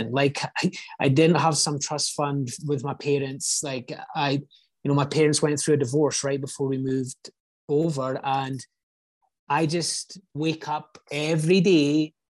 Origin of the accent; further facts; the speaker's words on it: Scotland, United Kingdom; now in United States; I just like I grew up in Scotland. It's not like some third world country